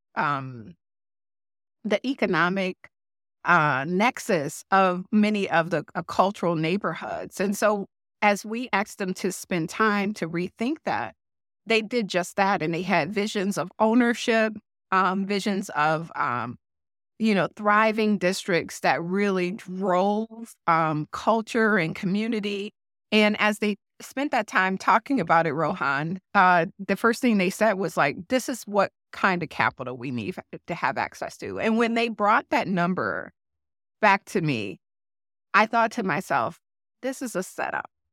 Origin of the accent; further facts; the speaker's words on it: Detroit, Michigan, United States; moved away as an adult; now in Twin Cities, United States; Detroit is my hometown